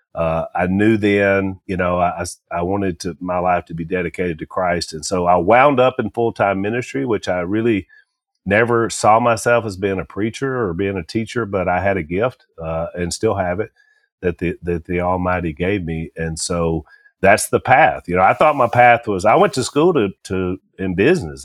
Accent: Louisiana, United States; we're from Louisiana

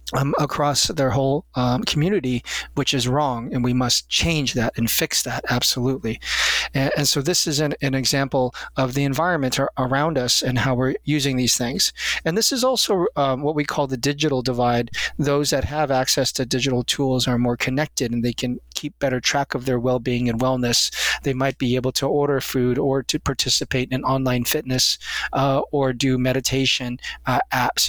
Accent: United States; since I am an American

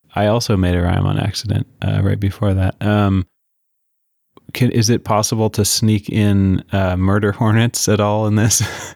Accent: Pacific Northwest, United States; growing up in the Pacific Northwest

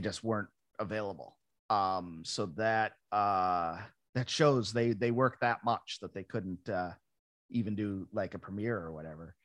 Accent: Ransomville, New York, United States; moved away as an adult; also born or lived in Buffalo, New York; now in Los Angeles, United States; I grew up in Ransomville

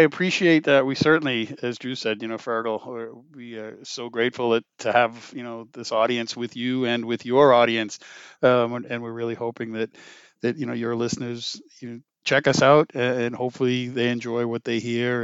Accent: Lowell, Massachusetts, United States; moved away; also born or lived in Connecticut; my hometown of Ma, in Lowell, Massachusetts

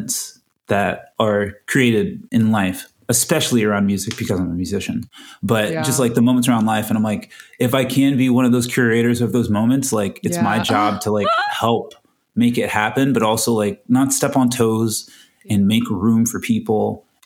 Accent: Florida, United States; moved away as an adult; now in Los Angeles, United States; I'm from Florida

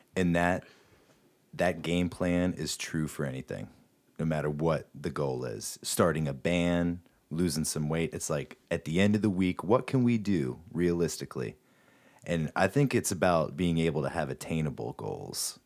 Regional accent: Morgantown, West Virginia, United States; We always take a lot of pride in telling everyone we're from Morgantown, West Virginia

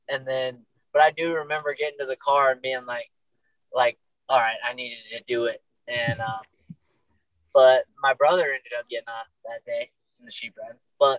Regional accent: Northeast, United States; And, you know, growing up in the Northeast, we didn't have as many stock, like, many rough stock.

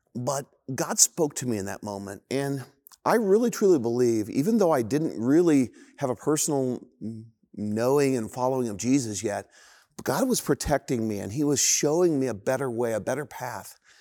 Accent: Indianapolis, Indiana, United States; I grew up in Indianapolis in, uh, this kinda idyllic, incredible neighborhood

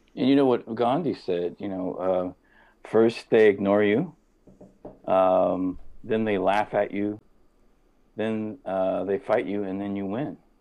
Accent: Midwest, United States; growing up in the Midwest was with family

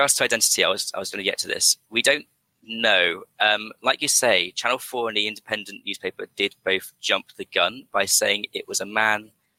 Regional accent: London, United Kingdom; I've come to sort of offer some clarity as the Londoner in the call-in show.

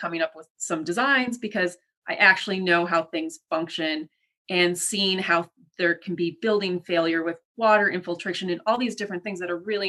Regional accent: Midwest, United States; I'm a Midwesterner. I love food.

